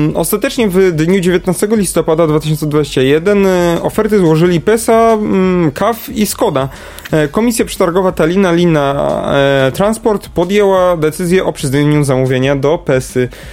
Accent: Kraków, Lesser Poland, Poland; ja jestem z Krakowa

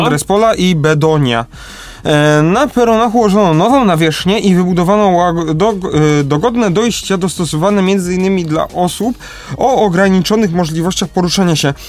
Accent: Kraków, Lesser Poland, Poland; u nas w Krakowie

